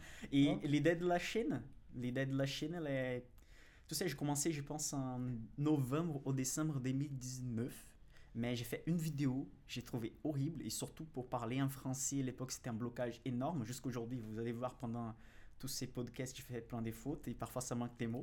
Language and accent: French; Brazil; accent: Brazilian; French is a second language; now in France; je suis brésilien déjà, ça, ça se note euh, de mon accent